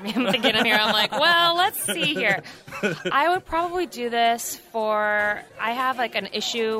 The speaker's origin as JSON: {"language": "English", "region": "Northern California", "country": "United States", "tie": "born or raised there", "moved": "yes", "lives_now": "Nashville, United States", "said": "We're from Northern California originally."}